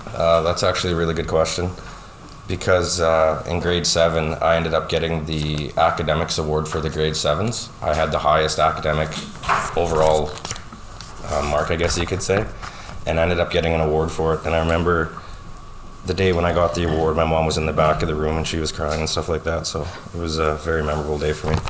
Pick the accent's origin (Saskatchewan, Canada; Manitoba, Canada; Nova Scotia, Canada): Saskatchewan, Canada; North Battleford; now in Lloydminster, Canada; I grew up in North Battleford, Saskatchewan